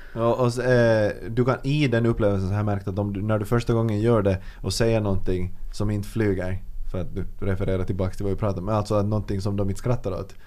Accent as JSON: {"language": "Swedish", "country": "Finland", "said": "vi finlandssvenskar"}